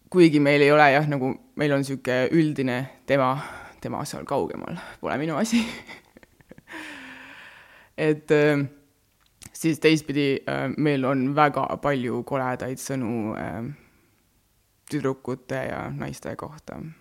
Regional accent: Estonia; first language Estonian; also born or lived in Rapla / Väätsa, Järva County / Mulgimaa (grandfather); kolisin Raplast äh, Väätsale, siis käisin, ma ei tea, Paides koolis

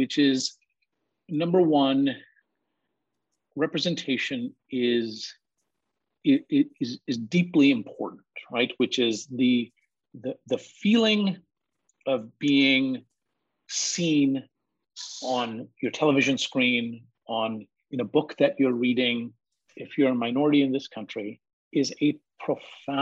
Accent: Bay Area, California, United States; also born or lived in India; I came to this country when I was 8 years old, okay? I was born in India. I migrated with my family in 1980. We moved to the Bay Area

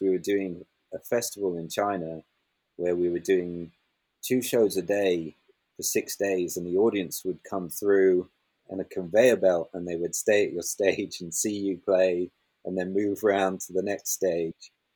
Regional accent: Highlands of Scotland, United Kingdom; I grew up in the Highlands of Scotland

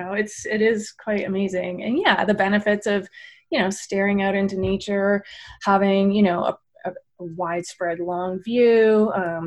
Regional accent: Maynooth, Ontario, Canada; moved away as an adult; also born or lived in Oregon / British Columbia; I grew up in the Maynooth area on a dairy farm with my grandparents

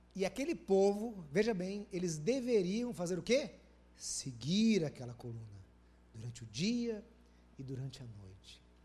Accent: Brazil; Eu sou do Brasil

